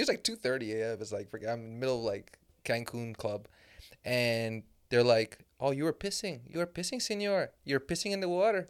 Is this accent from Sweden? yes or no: no; Canada; I'm from Canada